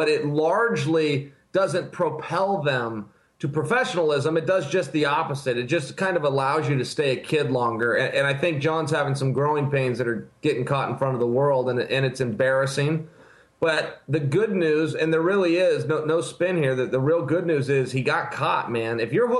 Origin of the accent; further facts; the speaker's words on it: Portland, Oregon, United States; I'm from Portland, Oregon.